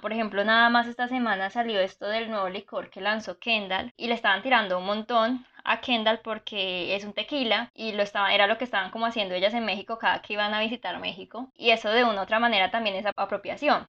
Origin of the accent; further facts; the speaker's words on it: Cartago, Valle del Cauca, Colombia; yo soy de Cartago